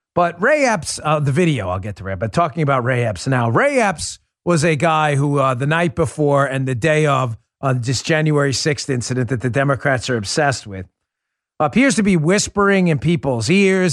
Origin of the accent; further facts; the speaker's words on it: New York City, New York, United States; growing up in Queens.